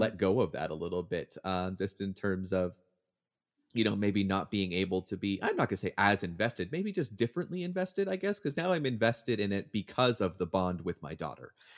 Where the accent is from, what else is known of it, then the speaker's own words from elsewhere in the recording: Hamilton, Ontario, Canada; moved away as an adult; now in United States; Hamilton is my hometown